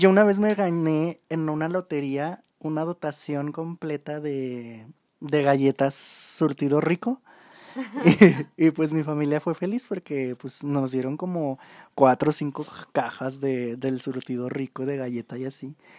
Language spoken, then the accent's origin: Spanish; León, Guanajuato, Mexico; nuestra bella ciudad de León, de donde somos nosotros